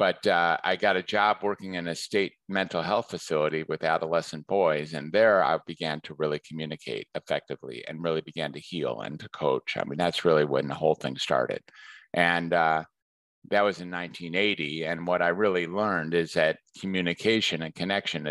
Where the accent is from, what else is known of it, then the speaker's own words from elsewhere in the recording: Detroit, Michigan, United States; moved away as an adult; now in Northern California, United States; I am in the Detroit area is where I grew up.